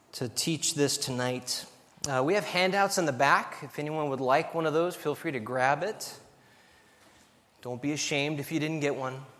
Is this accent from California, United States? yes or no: yes; California, United States; moved away as an adult; also born or lived in Albania; I'm from California